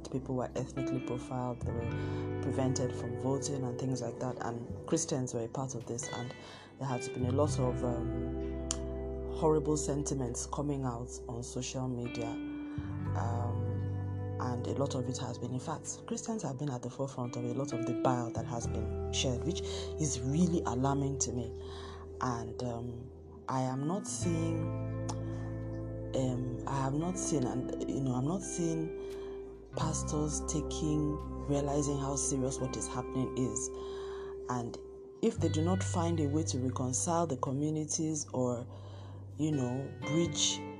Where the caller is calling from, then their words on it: Lagos, Nigeria; I'm I'm recording from Lagos, Nigeria